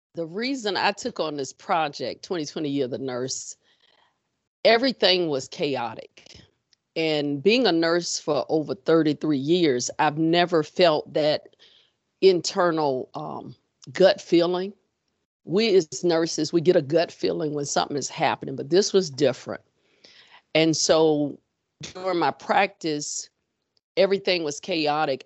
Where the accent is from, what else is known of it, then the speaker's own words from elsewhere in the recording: Florida, United States; also born or lived in Texas; now in Richmond, United States; I am originally from Florida, ended up in Texas, and transplanted in Richmond.